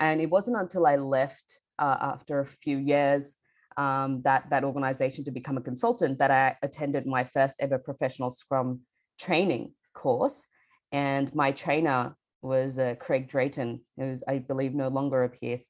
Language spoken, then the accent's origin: English; Bangladesh; now in Melbourne, Australia; I grew up in Bangladesh and I moved to Melbourne, Australia with my family about 12 years ago now